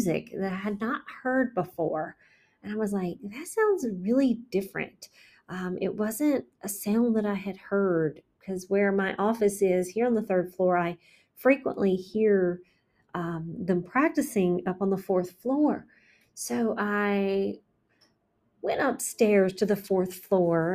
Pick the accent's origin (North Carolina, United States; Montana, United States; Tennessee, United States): North Carolina, United States; McDowell County; my hometown, McDowell